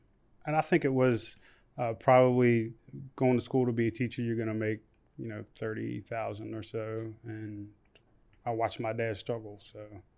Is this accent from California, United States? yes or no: no; Shepherdstown, West Virginia, United States; I grew up in Shepherdstown, West Virginia.